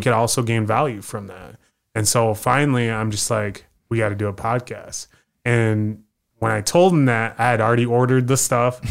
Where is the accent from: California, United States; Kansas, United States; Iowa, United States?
Iowa, United States; Des Moines; Originally from Iowa